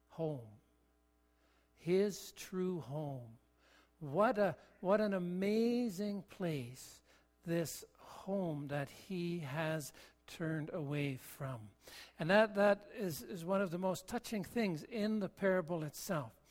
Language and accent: English; Ontario, Canada; also born or lived in Kentville, Nova Scotia / British Columbia; I, I was born in Nova Scotia, in Kentville, so my birthplace, but I've only been back once and that's not home for me. In, in the years of growing up, my father was a pastor, and, and we lived in Ontario in a couple of places, Barrie and Listowel.